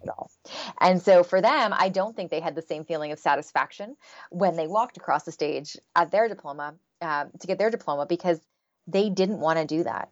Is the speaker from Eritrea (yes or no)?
no; Canada; I'm Canadian